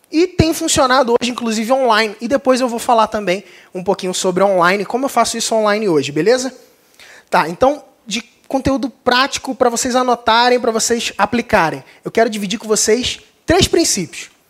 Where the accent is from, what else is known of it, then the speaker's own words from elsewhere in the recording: Cabo Frio, Rio de Janeiro, Brazil; sou de Cabo Frio, não sei se alguém percebeu, não tenho sotaque, mas é, sou do Rio de Janeiro.